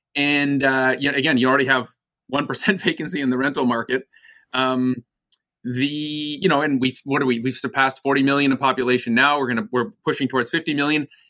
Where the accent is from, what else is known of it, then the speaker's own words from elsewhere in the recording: Vancouver, British Columbia, Canada; also born or lived in United States / Toronto, Canada; I was born in the United States, moved to Canada when I was eight years old to Vancouver